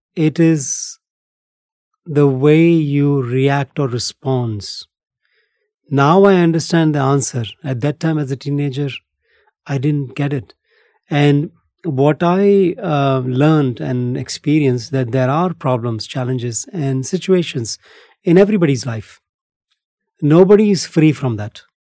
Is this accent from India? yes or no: yes; India; moved away as an adult; also born or lived in Philippines / Bali, Indonesia; born and brought up in India